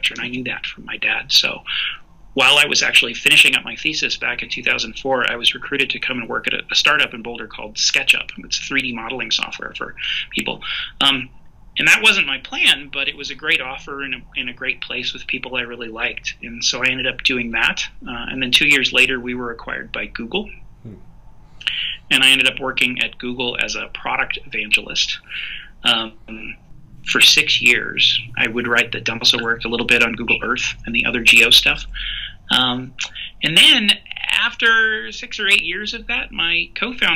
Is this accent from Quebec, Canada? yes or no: yes; Montreal, Quebec, Canada; I grew up in Montreal, Canada.